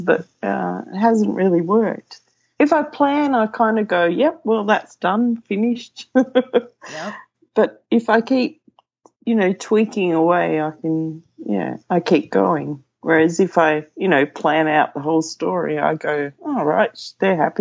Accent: Sydney, New South Wales, Australia; also born or lived in Wagga Wagga; I grew up in Sydney

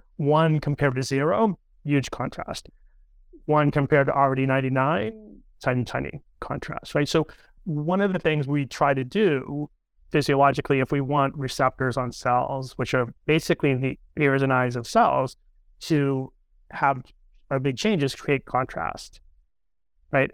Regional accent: near Cape Cod, Massachusetts, United States; moved away; We grew up near Cape Cod in a little fishing town together

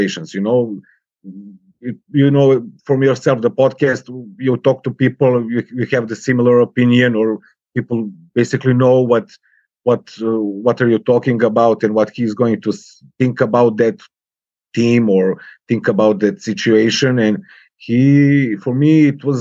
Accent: Serbia; English is a second language; I switched to Eastern European languages like Polish or Czech or Russian, because, you know, it's more closer to Serbia

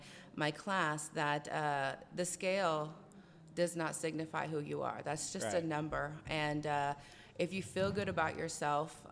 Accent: Hutchinson, Kansas, United States; moved away as an adult; now in Wichita, United States; I was born and raised in Hutchinson, about 45 minutes away from here. And I moved here when I was 20

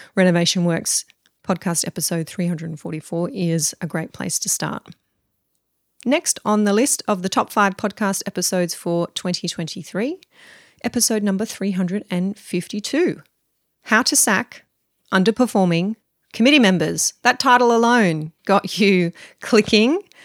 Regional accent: Mudgee, New South Wales, Australia; my hometown of Mudgee

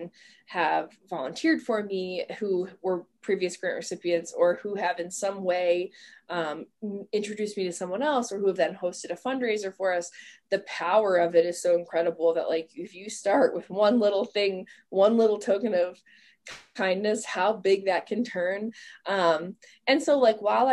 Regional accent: Ohio, United States; why should I not live in my hometown?

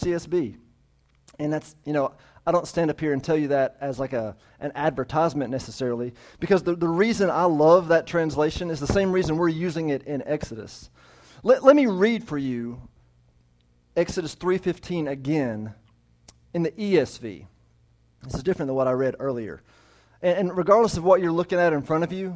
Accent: United States; I'm an American

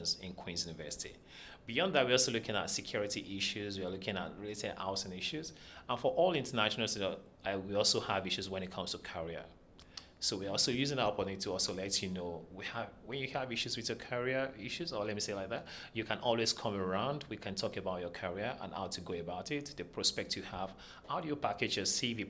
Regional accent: Nigeria; moved away as an adult; now in Kingston, Canada; I came from Nigeria. That was like 6 years ago.

